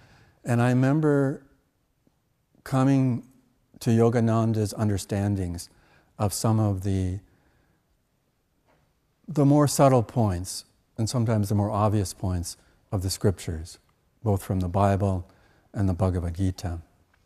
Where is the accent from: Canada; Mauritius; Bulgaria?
Canada; When I was a child growing up in Canada, and actually through my teenage years